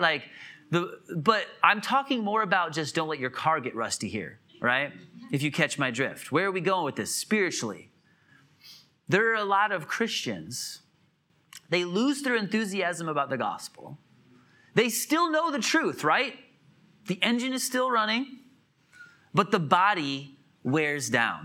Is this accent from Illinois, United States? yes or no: yes; Illinois, United States; moved away as an adult; also born or lived in Wisconsin / Atlanta, Georgia / Hartford, Connecticut; now in South Carolina, United States; I grew up in Illinois, for the most part